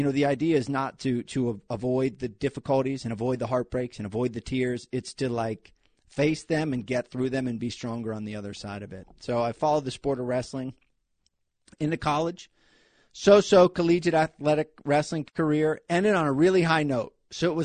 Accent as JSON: {"language": "English", "town": "Hollidaysburg", "region": "Pennsylvania", "country": "United States", "tie": "born or raised there", "also_born_or_lived": "New Jersey / New York", "moved": "as an adult", "said": "I grew up in Hollidaysburg, Pennsylvania. It's between Philadelphia and Pittsburgh."}